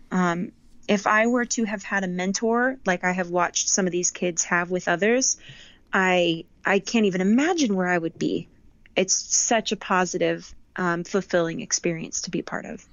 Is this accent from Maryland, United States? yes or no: no; Las Vegas, Nevada, United States; also born or lived in Southern California / Boston; I moved to Vegas when I was 10.